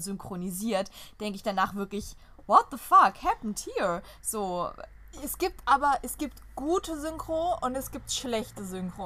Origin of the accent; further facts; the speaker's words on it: Germany; first language German; wir als Deutsche